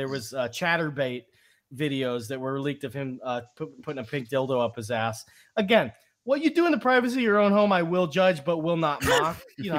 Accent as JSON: {"language": "English", "region": "New York", "country": "United States", "moved": "as an adult", "lives_now": "Florida, United States", "said": "I am an expat from New York who has really dived into becoming a Florida native."}